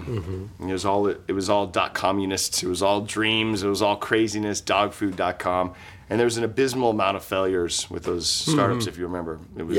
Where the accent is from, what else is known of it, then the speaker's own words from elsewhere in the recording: Napa, California, United States; moved away; I was raised in Napa.